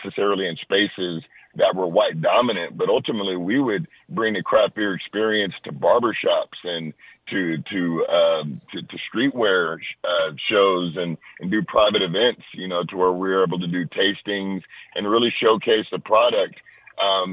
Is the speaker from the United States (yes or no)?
yes; Los Angeles, California, United States; I'm born and raised in Los Angeles